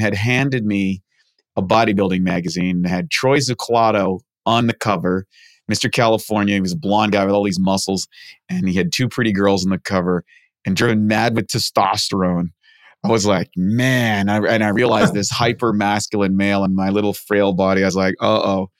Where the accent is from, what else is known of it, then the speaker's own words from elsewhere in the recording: New Brunswick, Canada; I grew up in Canada, rural area, played hockey, all that sort of stuff in a place called New Brunswick next to Maine